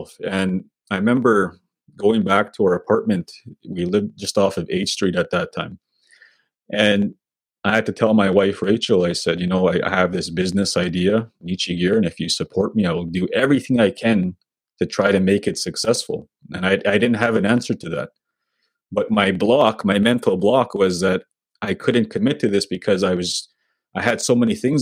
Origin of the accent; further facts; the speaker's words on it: Sweetgrass First Nation, Saskatchewan, Canada; now in Saskatoon, Canada; I'm from Sweetgrass First Nation. That's my home community.